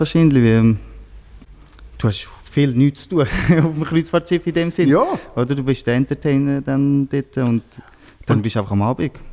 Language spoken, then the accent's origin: German; Switzerland; bei uns in Einzel, wo ich äh, herkomme